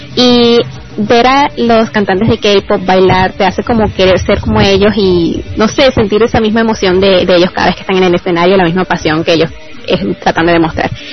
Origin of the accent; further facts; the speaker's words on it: Cumaná, Sucre, Venezuela; soy de Cumaná, Estado Sucre